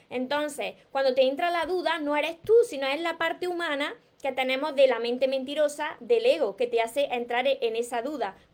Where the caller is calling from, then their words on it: Uruguay; …, por aquí … soy de Uruguay.